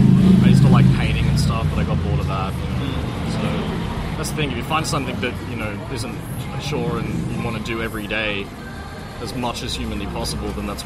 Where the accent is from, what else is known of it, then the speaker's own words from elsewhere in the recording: Brisbane, Queensland, Australia; also born or lived in Perth; I grew up in Brisbane. I was born in Perth and moved over when I was 3.